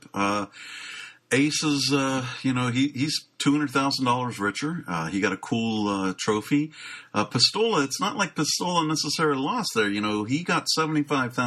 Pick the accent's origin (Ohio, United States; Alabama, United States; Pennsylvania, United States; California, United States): Pennsylvania, United States; Pittsburgh; Pittsburgh, Pennsylvania, my hometown